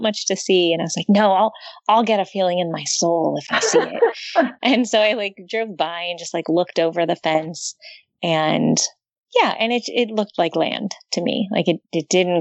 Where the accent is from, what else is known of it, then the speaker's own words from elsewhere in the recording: Los Angeles, California, United States; I grew up in Southern California in LA area, in the valley